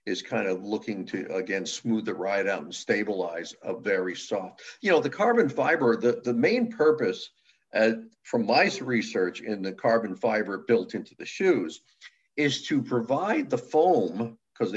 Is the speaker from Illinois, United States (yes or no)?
no; Milford, Connecticut, United States; Originally from Milford, Connecticut, born and raised